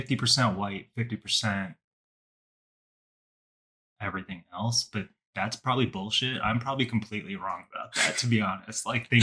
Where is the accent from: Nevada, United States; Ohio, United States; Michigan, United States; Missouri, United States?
Nevada, United States; Las Vegas; now in Northern Virginia, United States; So when I was growing up, I grew up in Las Vegas.